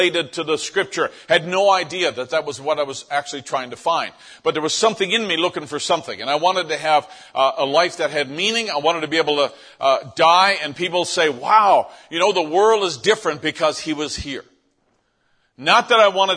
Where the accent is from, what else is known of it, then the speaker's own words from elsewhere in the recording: St. John's, Newfoundland and Labrador, Canada; moved away; this is the town where I grew up in St. John's, Newfoundland, and this is on the very, very east coast of North America